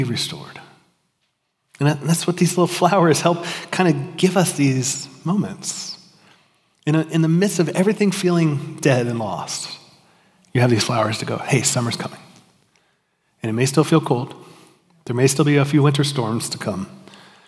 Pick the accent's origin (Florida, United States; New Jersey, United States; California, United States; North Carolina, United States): Florida, United States; Miami; now in Georgia, United States; I grew up in Miami, we didn't have seasons